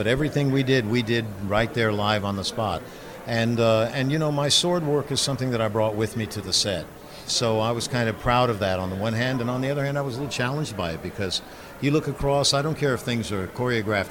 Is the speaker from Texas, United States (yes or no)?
yes; Texas, United States; I was raised basically in Texas